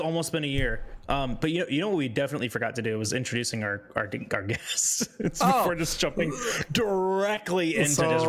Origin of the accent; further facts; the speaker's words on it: United States; I'm not Italian. Like I know I'm not Italian. I'm American as fuck.